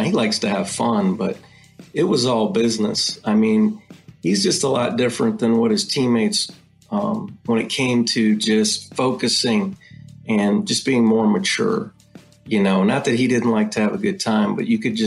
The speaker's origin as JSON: {"language": "English", "region": "Ohio", "country": "United States", "tie": "born or raised there", "said": "I was born and raised in Ohio"}